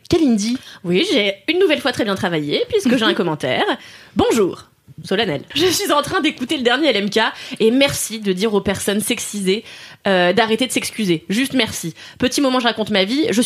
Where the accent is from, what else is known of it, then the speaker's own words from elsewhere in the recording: Nantes, Pays de la Loire, France; je viens de Nantes